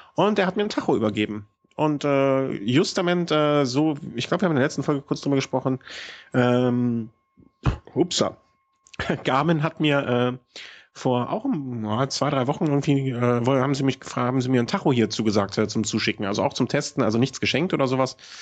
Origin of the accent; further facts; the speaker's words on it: between Düsseldorf and Cologne, North Rhine-Westphalia, Germany; ich bin quasi so an der Grenze von beidem groß geworden